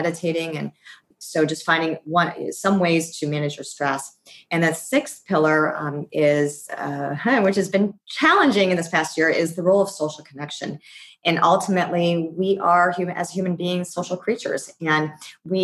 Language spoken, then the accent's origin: English; Worcester, Massachusetts, United States; I was born in Worcester, Massachusetts, about an hour outside of Boston.